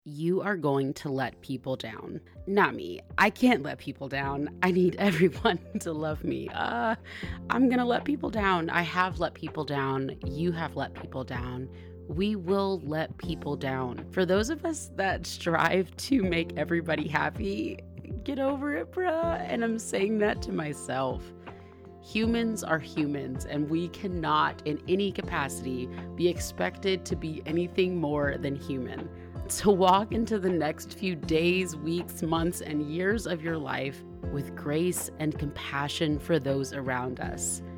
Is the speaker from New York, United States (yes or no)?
no; Compton, California, United States; moved away; I'm originally from Compton